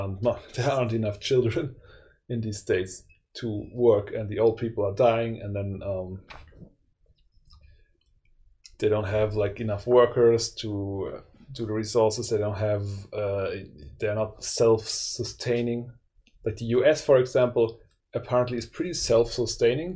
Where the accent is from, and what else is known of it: Germany